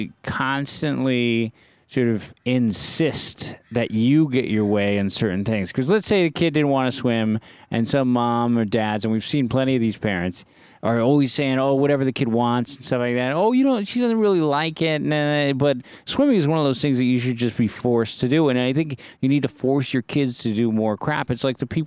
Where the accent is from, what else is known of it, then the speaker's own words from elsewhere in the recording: San Francisco, California, United States; I was born and raised in San Francisco.